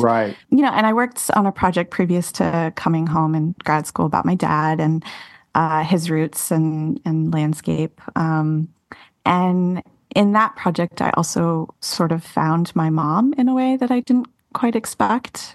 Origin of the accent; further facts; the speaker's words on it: Austin, Texas, United States; moved away as an adult; also born or lived in New York City; Austin is my hometown